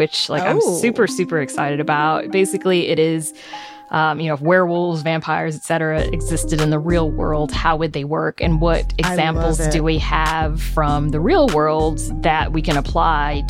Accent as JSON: {"language": "English", "region": "the South", "country": "United States", "tie": "born or raised there", "said": "I grew up in the South and it's a very conservative part of the country"}